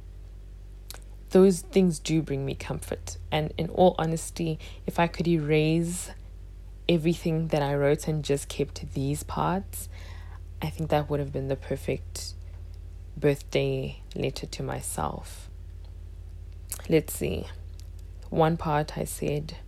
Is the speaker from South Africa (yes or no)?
yes; South Africa; I would have been side by side with Trevor Noah as another South African who made it out the country